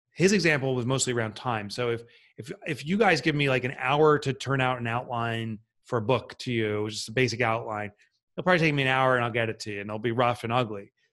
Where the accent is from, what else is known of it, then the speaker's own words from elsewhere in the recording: Boonton, New Jersey, United States; I grew up in a, town called Boonton, New Jersey.